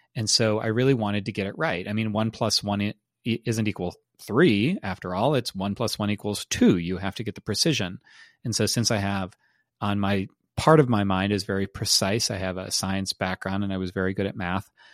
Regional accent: United States; those of us who are Americans

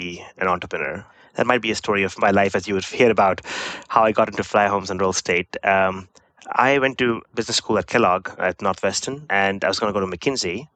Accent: India; moved away as an adult; I grew up in India, did my undergraduate from one of the IITs

